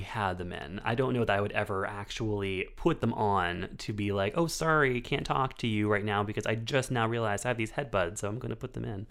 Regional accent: United States

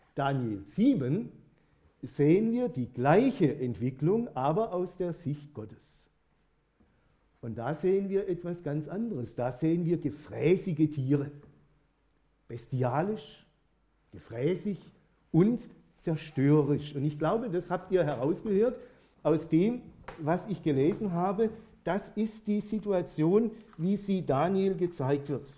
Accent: Germany; bei uns in Deutschland

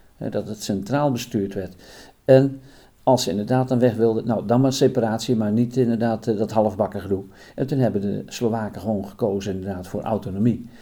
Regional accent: Putten, Gelderland, Netherlands; bij ons in Putten

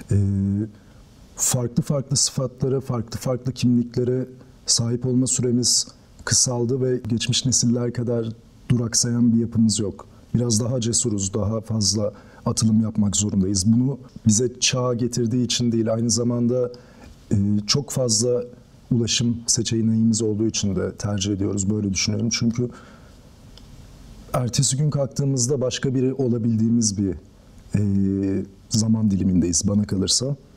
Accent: Tekirdağ, Turkey; moved away as an adult; now in Istanbul, Turkey; Ağustos 1994'te Tekirdağ'da doğdum. İlk orta öğretimimi ve lise öğretimimi orada tamamladım. Ardından İstanbul'a geldim

